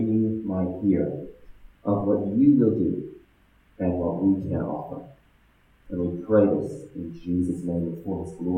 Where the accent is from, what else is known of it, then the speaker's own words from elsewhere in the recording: Ethiopia; also born or lived in Ghana / Australia / Germany; So I was born in Ghana. I grew up in Ethiopia. And then I moved from Ethiopia to Australia.